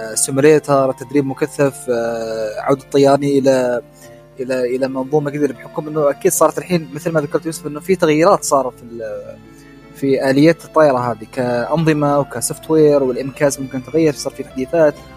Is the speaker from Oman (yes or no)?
yes; Oman; احنا كسلطنه عمان